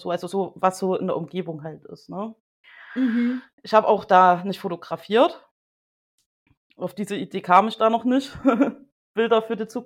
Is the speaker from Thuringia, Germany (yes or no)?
yes; Thuringia, Germany; ich komme aus Thüringen